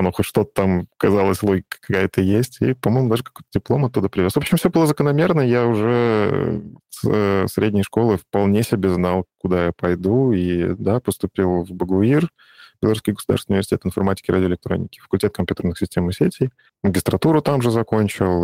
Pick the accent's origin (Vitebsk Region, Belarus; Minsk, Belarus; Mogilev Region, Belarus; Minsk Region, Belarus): Vitebsk Region, Belarus; я сам из Беларуси, вот, из Витебской области